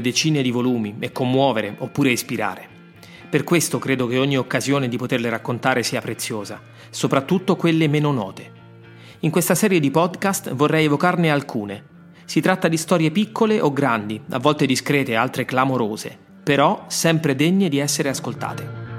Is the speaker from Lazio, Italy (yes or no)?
yes; Rome, Lazio, Italy; born or raised there